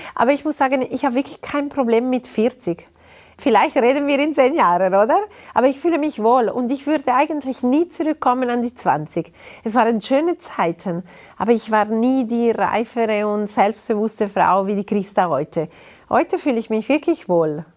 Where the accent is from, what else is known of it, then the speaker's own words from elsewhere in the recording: Ticino, Switzerland; German is a second language; Ich bin ein Tessiner Mensch